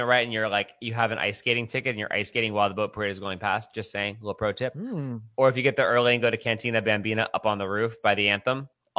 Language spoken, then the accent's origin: English; Baltimore, Maryland, United States; I'm from Baltimore.